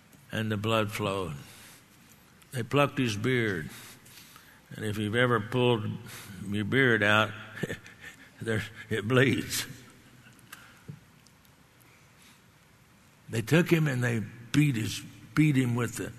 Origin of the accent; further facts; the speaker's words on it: Texas, United States; I grew up in Texas